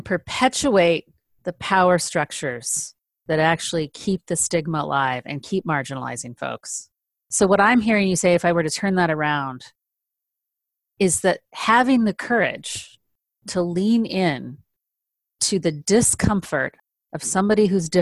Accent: San Francisco, California, United States; I'm from San Francisco

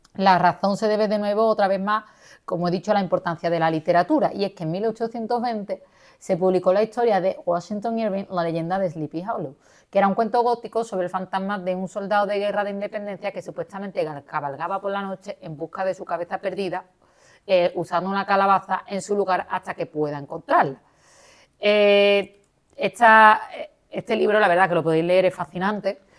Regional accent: Spain; aquí en, nuestra España querida

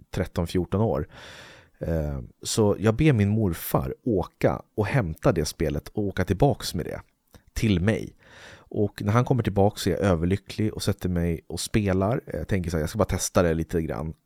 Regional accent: Uppsala, Uppsala County, Sweden; där jag bor i Uppsala

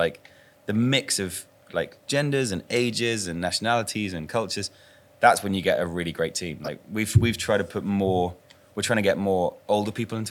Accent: England, United Kingdom; we're proudest of being English

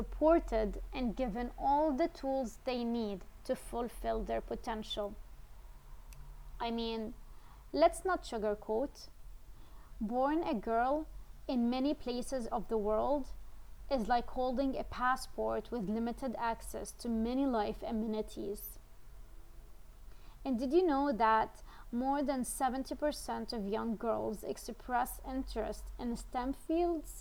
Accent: Syria; now in Netherlands; I was born and raised in Syria, but I currently live in the Netherlands

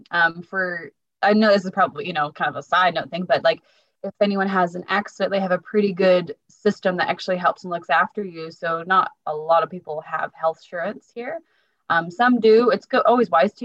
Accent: Portland, Oregon, United States; now in Christchurch, New Zealand; we're both from Oregon

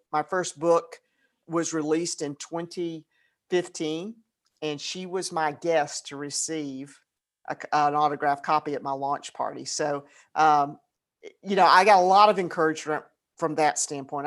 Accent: Atlanta, Georgia, United States; I grew up in Atlanta.

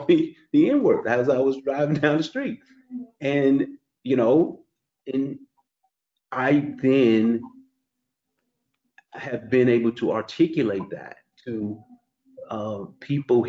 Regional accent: St. Louis, Missouri, United States; also born or lived in Queens, New York; now in Florida, United States; I grew up in the Midwest. I grew up in St. Louis

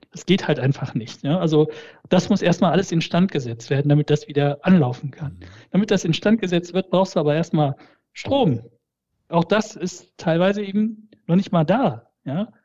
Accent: the Ruhr area, North Rhine-Westphalia, Germany; German is a second language; also born or lived in Malatya, Turkey / Essen, Germany; ich komme aus dem Pott

